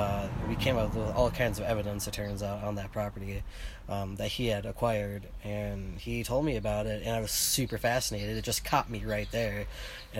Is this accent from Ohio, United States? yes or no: no; Minnesota, United States; I'm from Minnesota